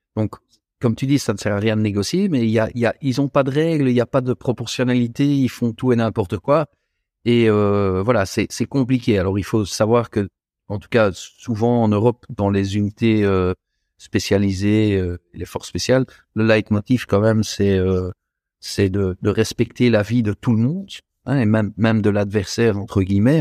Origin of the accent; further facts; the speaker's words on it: Belgium; je suis belge.